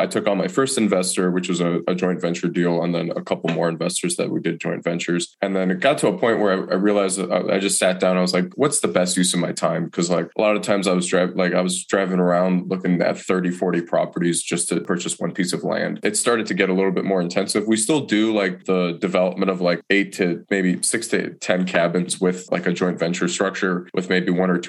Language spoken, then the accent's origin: English; Detroit, Michigan, United States; moved away as an adult; now in Asheville, United States; I'm originally from Detroit, Michigan. I didn't want to move back to Detroit